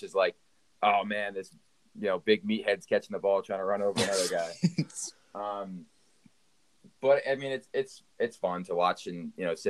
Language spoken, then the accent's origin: English; Pennsylvania, United States; Pennsylvania, where I'm from